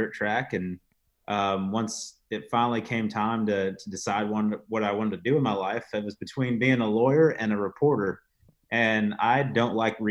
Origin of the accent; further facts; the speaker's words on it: Fremont, Ohio, United States; moved away as an adult; now in Charlotte, United States; I'm from Fremont, Ohio